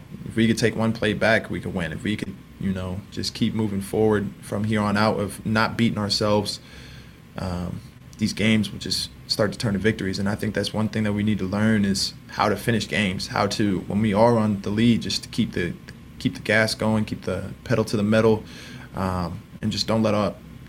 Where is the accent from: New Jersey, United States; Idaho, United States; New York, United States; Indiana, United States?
Indiana, United States; You know, we're big Colts fans. We're from Indiana, big Colts fans.